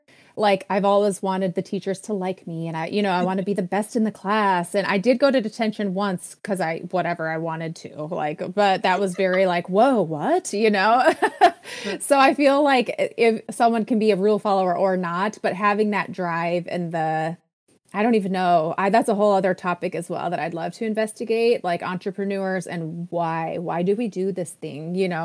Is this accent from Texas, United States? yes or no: no; Minnesota, United States; also born or lived in Saint Paul, Minnesota; I grew up in Minnesota.